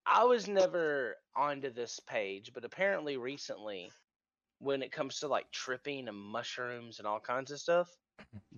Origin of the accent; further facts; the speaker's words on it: Arkansas, United States; also born or lived in China; So I'm from Arkansas